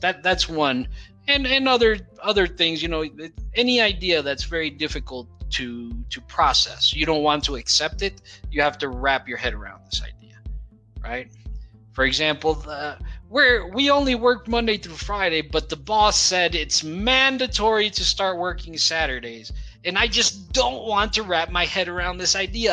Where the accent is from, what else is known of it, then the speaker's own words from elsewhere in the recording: Brazil; English is a second language; We in Brazil we know these words in in uh, Spanish as well.